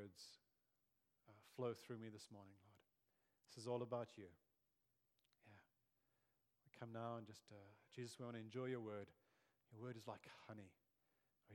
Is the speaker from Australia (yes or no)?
no; South Africa; growing up in South Africa in the 80s and early 90s